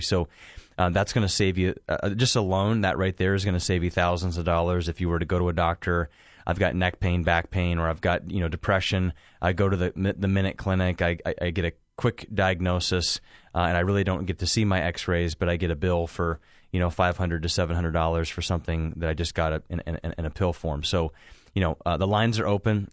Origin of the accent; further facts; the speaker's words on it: Hocking Hills area, Ohio, United States; moved away; I get people that call from, you know, Zanesville, Hocking Hills area. uh, kind of around my hometown